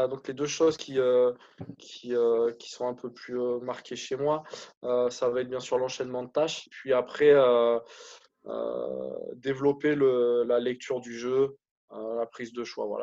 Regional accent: Mont-de-Marsan, Nouvelle-Aquitaine, France; born there; Je suis né à Mont-de-Marsan, effectivement. J'y ai vécu très peu en fait.

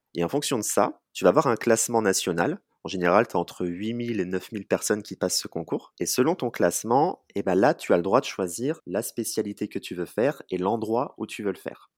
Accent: Charente-Maritime, Nouvelle-Aquitaine, France; moved away as an adult; also born or lived in Bordeaux; now in Poitiers, France; je suis originaire de Charente-Maritime

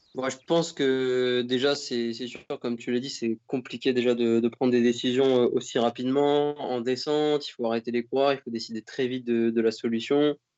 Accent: France; en tant que Français

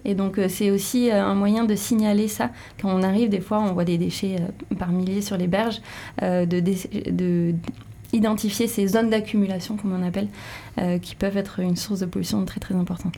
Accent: Béarn, Nouvelle-Aquitaine, France; moved away; Je viens du Béarn et les gaffes du Béarn, j'ai vécu dedans.

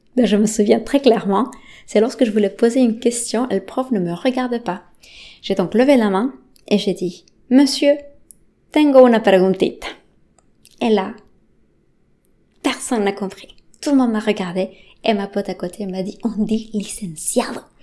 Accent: Bolivia; first language Spanish; French is a second language; now in France; J'ai grandi en Bolivie

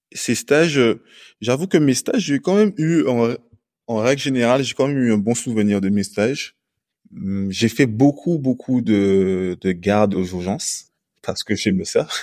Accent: Guadeloupe; also born or lived in Lille, France; now in Martinique; je suis originaire de la Guadeloupe

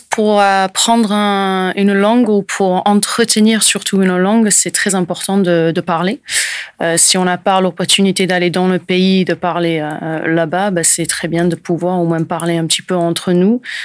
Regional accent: Portsmouth, South East England, United Kingdom; first language English; French is a second language; moved away as an adult; also born or lived in French Alps; now in Landes, France; je suis anglaise, je suis euh, de Portsmouth, au sud de l'Angleterre, où j'ai vécu euh, jusqu'à à peu près 2001

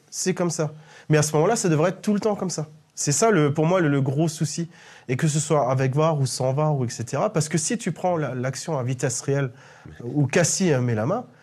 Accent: Strasbourg, Grand Est, France; en tant que Strasbourgeois, on va, on va gueuler.

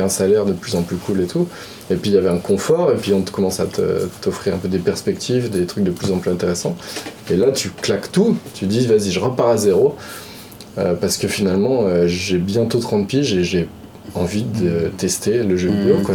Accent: Lyon, Auvergne-Rhône-Alpes, France; je suis originaire de Lyon

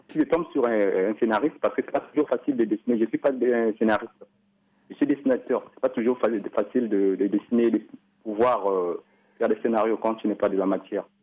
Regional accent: Republic of the Congo; chez nous, au Congo

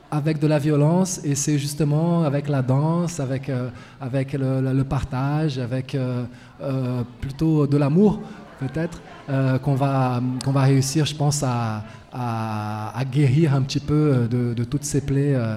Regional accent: Brazil; French is a second language; moved away as an adult; now in Lyon, France; m'installer en France il y a quelques années. Et à l'époque, j'étais étudiant. L'université euh, chez moi au Brésil était en grève depuis euh, des mois et des mois et des mois et des mois.

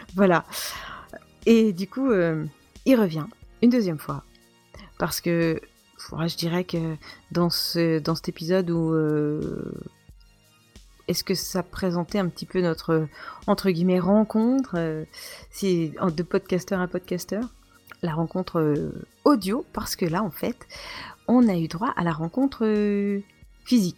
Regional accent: eastern France, France; nous sommes de l'Est de la France

